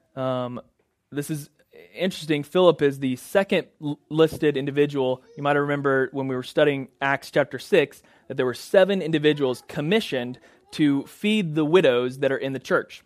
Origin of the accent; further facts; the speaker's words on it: Oklahoma, United States; moved away as an adult; also born or lived in Boston; now in Clearwater, United States; we're originally from Oklahoma. All of our family is there.